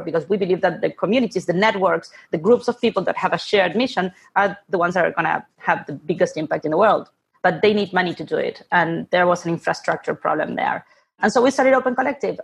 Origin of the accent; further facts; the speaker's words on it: Buenos Aires, Argentina; moved away; I'm originally from Argentina, born and raised in Buenos Aires